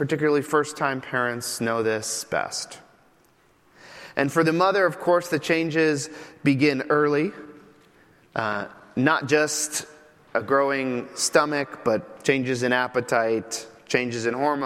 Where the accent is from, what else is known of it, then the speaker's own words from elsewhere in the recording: Midwest, United States; moved away as an adult; also born or lived in New York City; now in Chicago, United States; I am from the Midwest